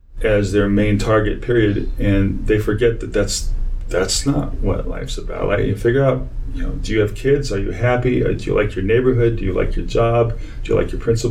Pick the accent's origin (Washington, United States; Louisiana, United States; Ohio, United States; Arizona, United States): Arizona, United States; moved away as an adult; also born or lived in Texas / New York; now in Illinois, United States; I grew up in Arizona.